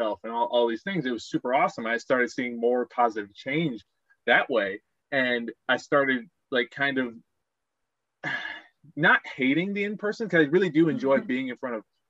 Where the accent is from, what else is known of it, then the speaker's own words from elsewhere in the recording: Aurora, Colorado, United States; moved away as an adult; I grew up in Aurora, Colorado